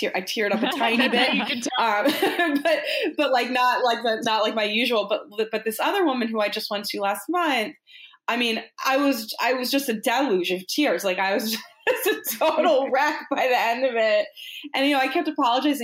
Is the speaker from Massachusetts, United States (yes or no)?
yes; Boston, Massachusetts, United States; I grew up in Boston